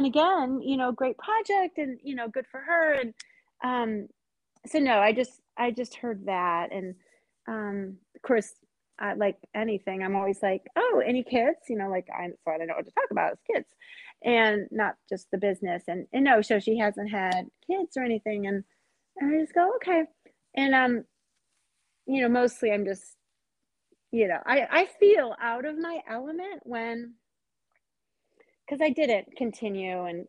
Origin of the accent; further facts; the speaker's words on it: Seattle, Washington, United States; I'm from Seattle.